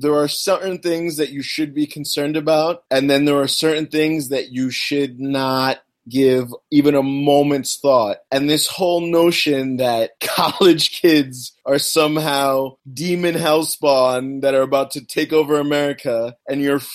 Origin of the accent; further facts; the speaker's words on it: United States; I'm an American